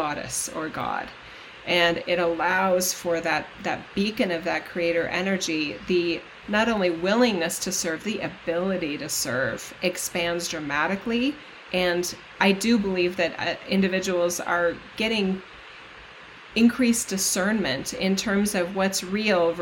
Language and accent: English; United States; as an American